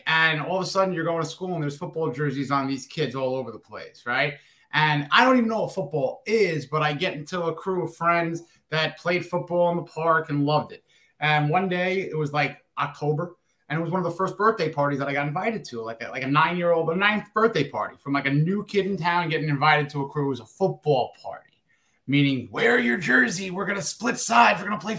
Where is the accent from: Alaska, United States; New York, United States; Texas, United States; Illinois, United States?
New York, United States; New York City; also born or lived in Long Island, New York; I was from Queens. So, like, you know, right outside of New York City. And then early on in my life, we moved out and around 9 years old to Long Island.